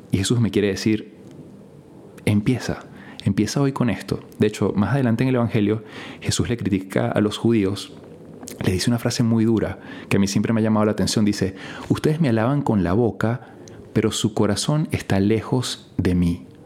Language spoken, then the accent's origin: Spanish; Venezuela; Y esto pasa en mi país porque, bueno, es de las pocas cosas que ganamos algo a nivel internacional. ¿no? La gente dirá, bueno, esto, Venezuela, la verdad que a nivel deportivo, etcétera, no es que está muy bien.